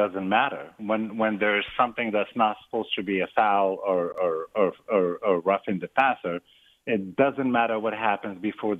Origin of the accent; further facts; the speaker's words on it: Charlotte, North Carolina, United States; But obviously I'm from Charlotte.